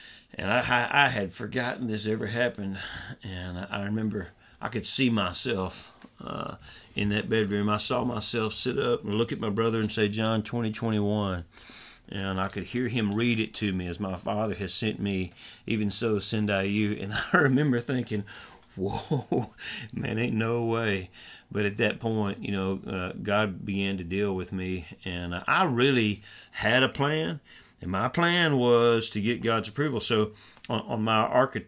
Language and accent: English; Southwest Arkansas, United States; now in Northeast Texas, United States; I grew up in Southwest Arkansas. Now my wife and I serve in Northeast Texas